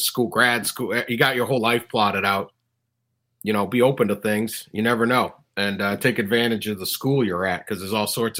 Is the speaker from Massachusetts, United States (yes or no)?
yes; Boston, Massachusetts, United States; I grew up in Boston